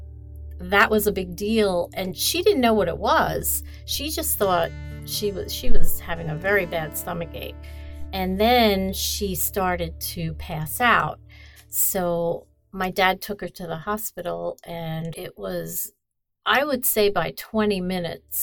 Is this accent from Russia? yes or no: no; New York City, New York, United States; also born or lived in Brooklyn, New York; I grew up in a neighborhood in Queens. I was born in Brooklyn